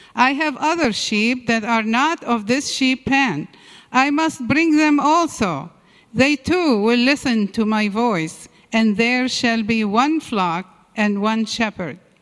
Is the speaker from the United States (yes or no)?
no; Syria; moved away; I was uh, born and raised in Syria